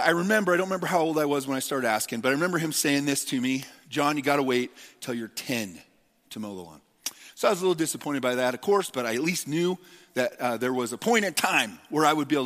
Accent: United States; we as American Christians in the church in America

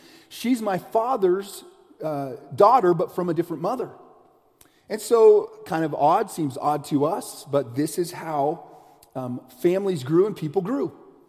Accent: United States; also born or lived in Southeast US / Midwest US / Western US; When people ask me where I'm from, I say I'm from the United States. That's where I'm from. I've lived in a lot of it, different areas. I've lived in the Southeast.

